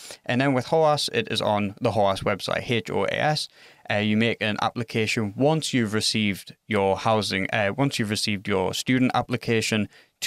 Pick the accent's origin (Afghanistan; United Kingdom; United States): United Kingdom; England; moved away as an adult; now in Finland; I'm from England